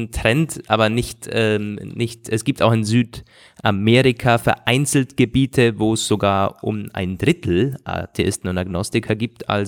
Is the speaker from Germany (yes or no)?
no; Austria; Und das ist bei uns in Österreich und so nicht anders.